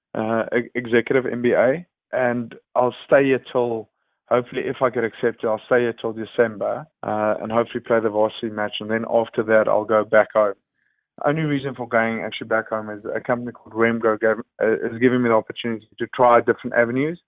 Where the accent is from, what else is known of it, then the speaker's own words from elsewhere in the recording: South Africa; moved away as an adult; now in United Kingdom; as a South African coming to the U K